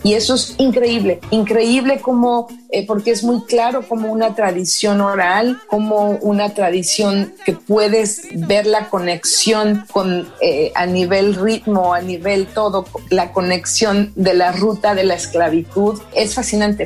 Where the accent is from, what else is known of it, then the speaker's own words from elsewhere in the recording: Mexico; now in New York, United States; como mexicana